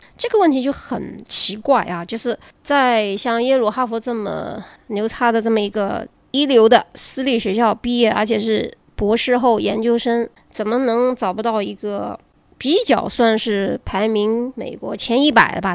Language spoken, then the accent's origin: Chinese; China; 这是我们中国人的一个传统